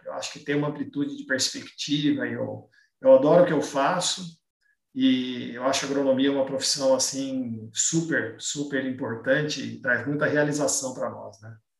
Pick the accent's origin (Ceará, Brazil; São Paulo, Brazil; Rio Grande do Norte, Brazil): São Paulo, Brazil; Campinas; Eu sou natural de Campinas